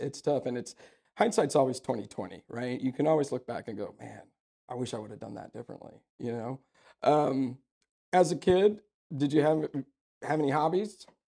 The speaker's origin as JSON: {"language": "English", "town": "Sugar Land", "region": "Texas", "country": "United States", "tie": "born or raised there", "also_born_or_lived": "Youngstown, Ohio", "said": "I was born in Youngstown, Ohio, but I'm from Texas, that's, I'm from Houston, you know, and I grew up in Sugarland"}